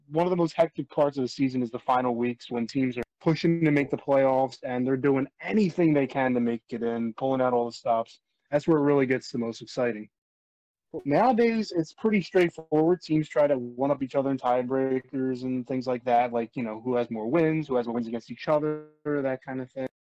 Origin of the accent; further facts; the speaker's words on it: United States; because I'm an American.